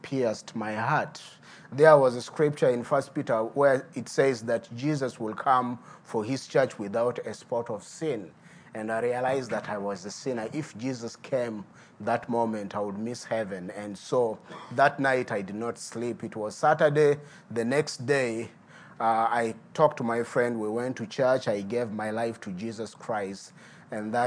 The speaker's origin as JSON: {"language": "English", "town": "Midigo", "country": "Uganda", "tie": "born or raised there", "said": "I'm a native from Midigo. Midigo is a small town bordering Sudan and Congo."}